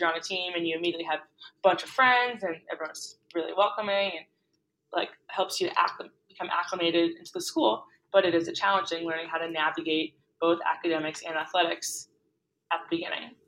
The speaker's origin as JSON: {"language": "English", "town": "Boston", "region": "Massachusetts", "country": "United States", "also_born_or_lived": "New York City", "said": "I am from Boston"}